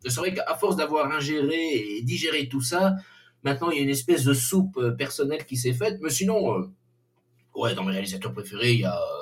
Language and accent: French; Belgium; on est belge